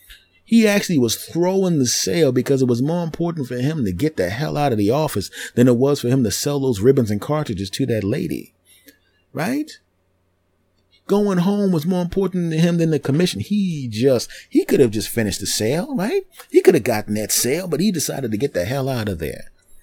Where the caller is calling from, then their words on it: Los Angeles, California, United States; Well, I'm actually calling from Los Angeles, California.